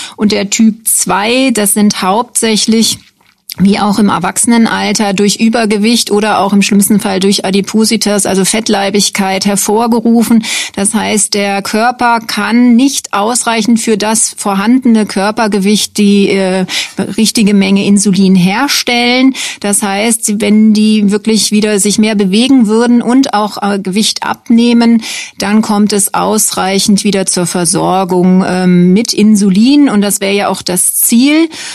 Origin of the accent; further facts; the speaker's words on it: Bonn, North Rhine-Westphalia, Germany; moved away as an adult; also born or lived in Würzburg / Dresden / Deggendorf / Frankfurt; now in Schweinfurt, Germany; Ich komme ursprünglich aus Bonn, habe da auch angefangen zu studieren